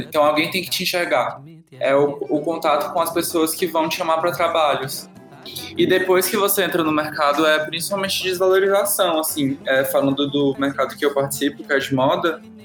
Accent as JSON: {"language": "Portuguese", "town": "Fortaleza", "region": "Ceará", "country": "Brazil", "moved": "as an adult", "lives_now": "São Paulo, Brazil", "said": "eu sou de Fortaleza"}